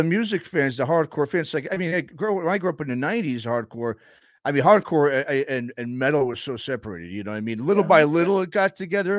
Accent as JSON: {"language": "English", "town": "New York City", "region": "New York", "country": "United States", "tie": "born or raised there", "said": "growing up in New York City"}